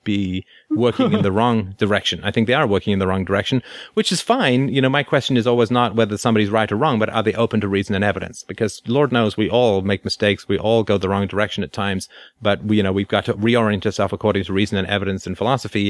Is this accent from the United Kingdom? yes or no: yes; England, United Kingdom; I grew up in in England in the 1970s